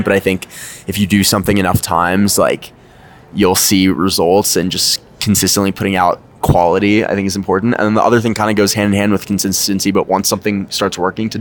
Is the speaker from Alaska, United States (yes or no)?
no; Los Angeles, California, United States; moved away as an adult; now in New York City, United States; I'm from Los Angeles, California, but I recently moved to New York City